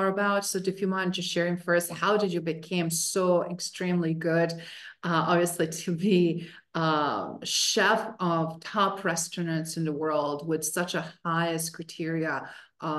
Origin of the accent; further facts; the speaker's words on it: Croatia; Croatian, we're well known for a lot of amazing athletes